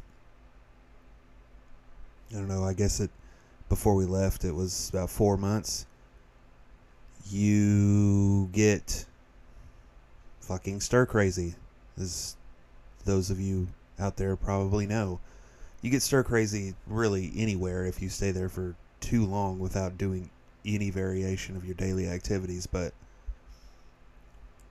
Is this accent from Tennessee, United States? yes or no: yes; Tennessee, United States; moved away; We're both from Tennessee